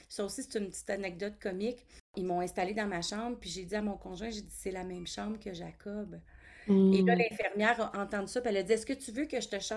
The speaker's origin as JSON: {"language": "French", "town": "Toronto", "region": "Ontario", "country": "Canada", "tie": "born there", "lives_now": "Ottawa, Canada", "said": "J'habite à Ottawa, en Ontario. Je suis née à Toronto, mais j'ai voyagé beaucoup là, avec ma famille, mais mon pied maintenant, mon pied à terre, c'est à Ottawa."}